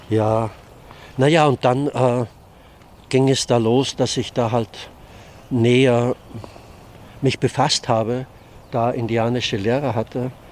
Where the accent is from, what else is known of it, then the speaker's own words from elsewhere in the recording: Austria; now in Hannover, Germany; Ich bin eigentlich in Österreich aufgewachsen